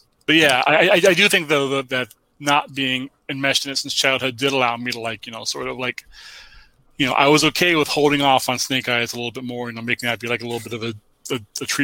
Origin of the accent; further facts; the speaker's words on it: United States; I was born in America, 1978